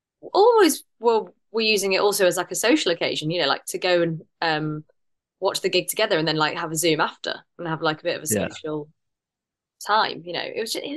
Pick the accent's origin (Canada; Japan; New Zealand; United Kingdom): United Kingdom; but I'm too British in the sense that it's like it's just me